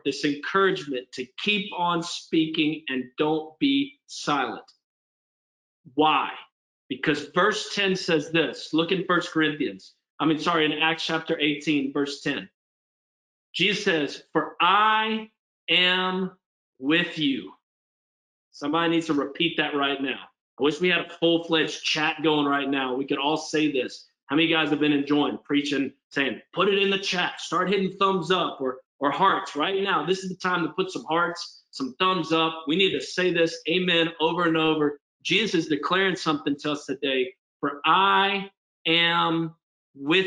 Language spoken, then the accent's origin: English; Spartanburg, South Carolina, United States; moved away as an adult; also born or lived in New Orleans, Louisiana; now in Pittsburgh, United States; I'm up in Spartanburg and end up, cruising through high school